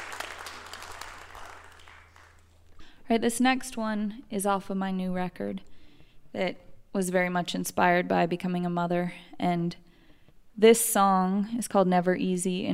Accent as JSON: {"language": "English", "region": "California", "country": "United States", "tie": "born or raised there", "said": "when I was a little girl growing up in California, my parents were in bluegrass bands"}